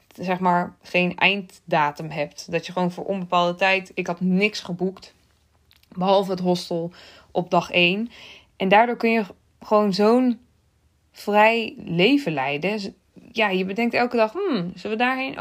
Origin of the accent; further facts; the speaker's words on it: Netherlands; Uit Nederland.